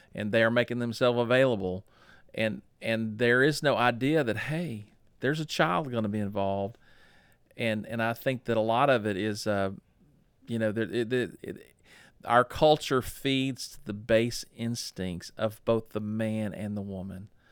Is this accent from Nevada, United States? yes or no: no; Dallas, Texas, United States; I was born in October of nineteen sixty-nine in Parkland Hospital in Dallas, Texas